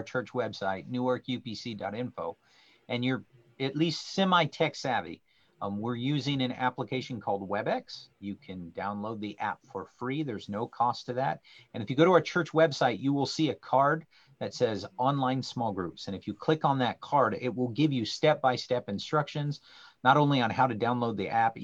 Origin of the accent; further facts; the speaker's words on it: the Northwest, Pacific Northwest, United States; moved away; I grew up in the Northwest swimming